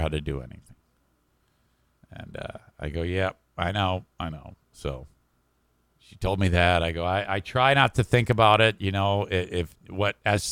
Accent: Warren, United States; at my mom and dad's house, at our house in Warren, City of Warren.

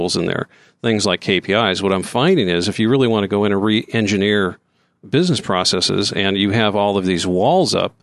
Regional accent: Santa Barbara, California, United States; moved away as an adult; now in Austin, United States; Born and raised in Santa Barbara

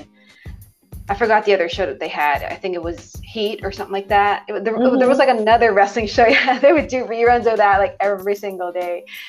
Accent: Philippines; English is a second language; moved away as an adult; now in United States; from the Philippines, born and raised in the Philippines. Mm-hmm. I moved to the US in 2007.

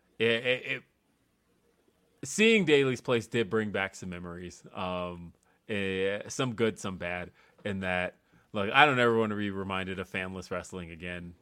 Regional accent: Los Angeles, California, United States; moved away as an adult; now in Denver, United States; when Power Rangers first came out, I lived in Los Angeles.

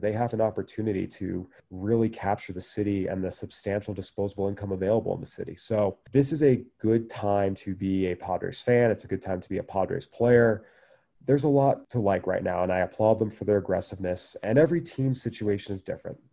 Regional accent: San Diego, California, United States; I grew up in San Diego

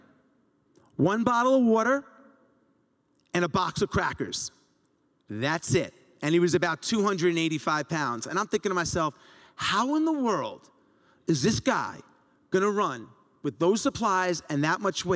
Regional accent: Long Island, New York, United States; growing up in Long Island

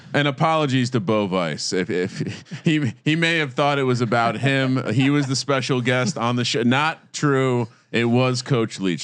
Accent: East Coast, United States; moved away; When I growing up on the East Coast, we didn't have as much rugby.

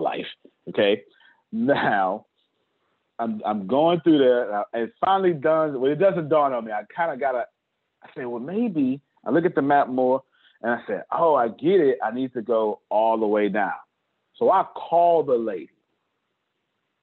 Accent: Galveston, Texas, United States; I'm from Galveston, Texas, Menard Park

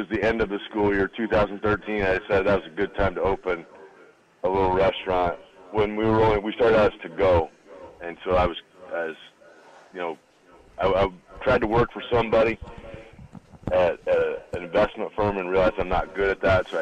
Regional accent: Grand Island, Nebraska, United States; I'm originally from Grand Island, Nebraska. Kenny Fisher was my high school coach.

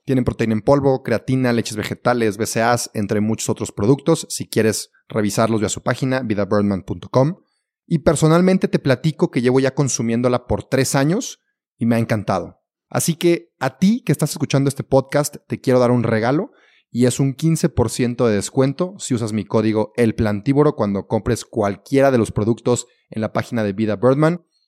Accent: Mexico; yo soy mexicano

